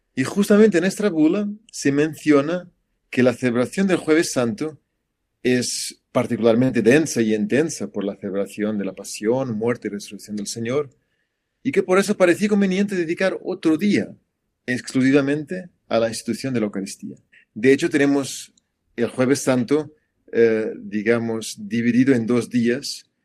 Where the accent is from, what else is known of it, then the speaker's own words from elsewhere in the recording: Portugal; moved away; en mi país, en Portugal